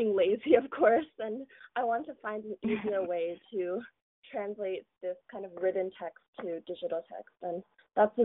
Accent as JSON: {"language": "English", "town": "Mountain View", "region": "California", "country": "United States", "tie": "born or raised there", "said": "I am actually born in America. I was born in Mountain View, but my parents have Chinese ancestry"}